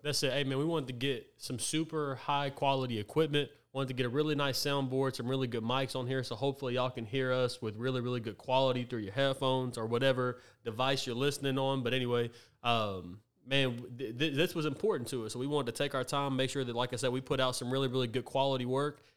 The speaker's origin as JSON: {"language": "English", "town": "Tyler", "region": "Texas", "country": "United States", "tie": "born or raised there", "said": "I was born and raised right here in Tyler"}